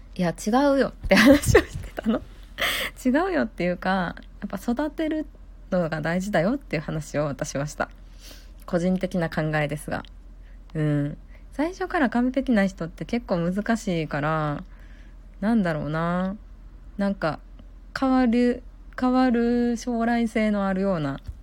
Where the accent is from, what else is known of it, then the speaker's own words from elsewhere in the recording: Kansai, Japan; accent: Kansai-ben; 私も関西弁なんで